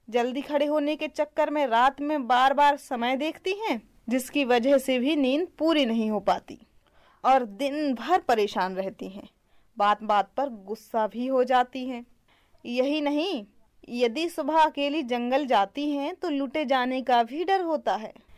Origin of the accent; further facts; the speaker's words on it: Bundelkhand, India; मैं बुंदेलखंड की रहने वाली हूँ